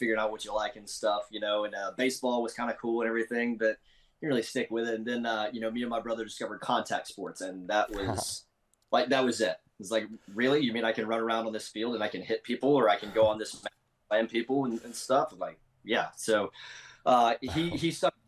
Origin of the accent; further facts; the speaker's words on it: Memphis, Tennessee, United States; I grew up in roundabouts Memphis, Tennessee area